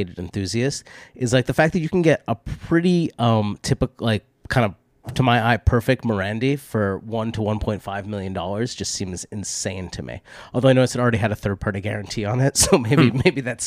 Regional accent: Boston, Massachusetts, United States; I grew up with in Boston

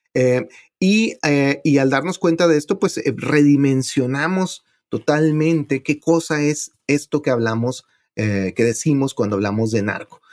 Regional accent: Ciudad Juárez, Chihuahua, Mexico; donde yo nací, en Ciudad Juárez

